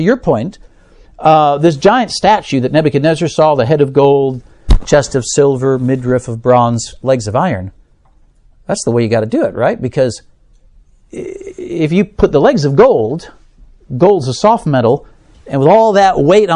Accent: United States; as an American

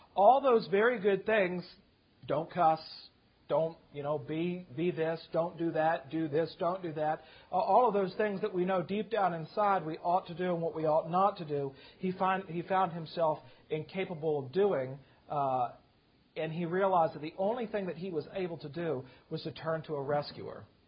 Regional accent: Virginia, United States; now in South Carolina, United States; I grew up in Virginia. We moved to South Carolina

